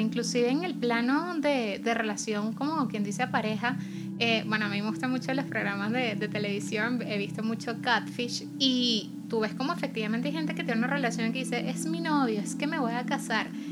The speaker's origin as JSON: {"language": "Spanish", "country": "Venezuela", "said": "nuestra realidad como venezolanos"}